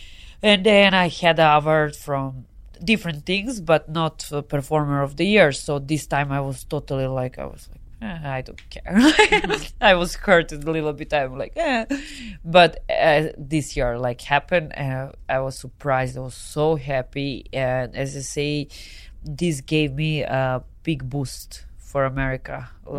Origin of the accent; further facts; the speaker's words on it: Serbia; accent: hard accent; English is a second language; moved away as an adult; also born or lived in Spain; now in Los Angeles, United States; This is just Serbian way of talking.